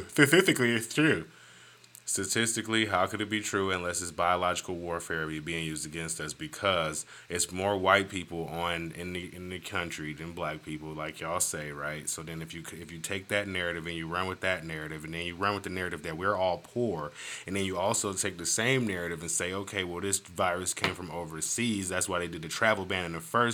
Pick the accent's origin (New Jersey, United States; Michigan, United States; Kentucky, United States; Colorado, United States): Michigan, United States; now in Johnson City, United States; I'm from Michigan